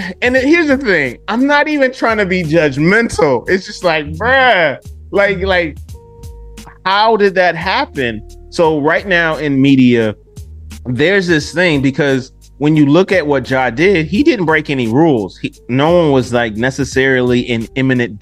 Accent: Detroit, Michigan, United States; now in Memphis, United States; y'all know I'm from the D. Y'all know I'm from Detroit

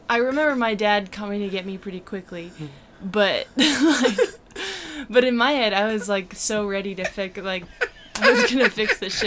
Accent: East Coast, United States; I, I grew up on on the East Coast.

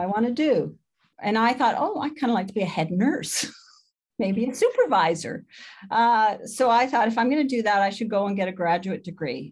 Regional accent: London, Ontario, Canada; moved away; also born or lived in Spalding, Saskatchewan / Vancouver; I was born in Spalding, Saskatchewan, but when I was eleven months old, my family moved to Ontario

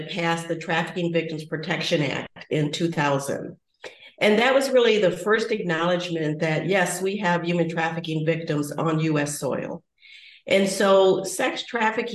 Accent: United States

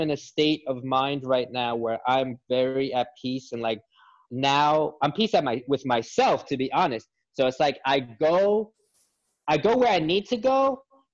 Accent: Brentwood, New York, United States; I grew up in Brentwood, New York

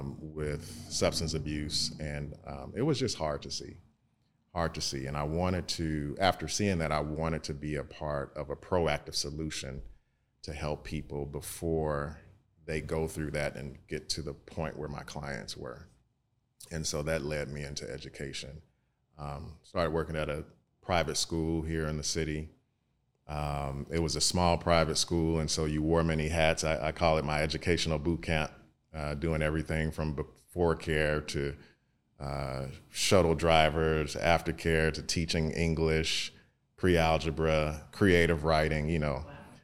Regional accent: East St. Louis, Illinois, United States; now in St. Louis, United States; I am originally from East St. Louis. My mother attained a position over here in St. Louis for the Voluntary Student Transfer Program.

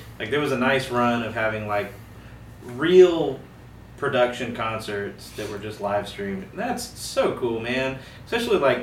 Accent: Fairhope, Alabama, United States; I grew up in Fairhope

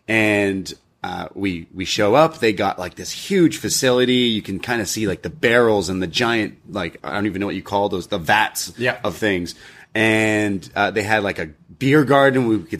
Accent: Toronto, Ontario, Canada; we're from Toronto

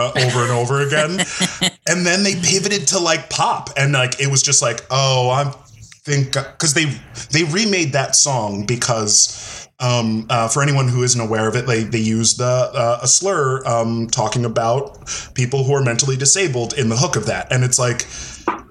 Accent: Clifton Park, New York, United States; not my hometown, but that town that I grew up in, which is Clifton Park

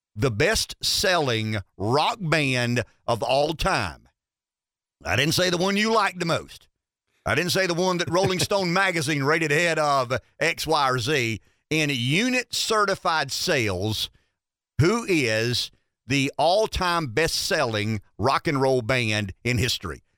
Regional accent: Pampa, Texas, United States; I'm from Pampa

